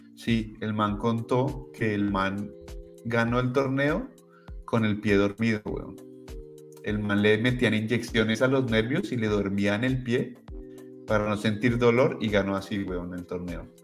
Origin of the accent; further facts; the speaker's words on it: Colombia; moved away; cuando era pequeño en Colombia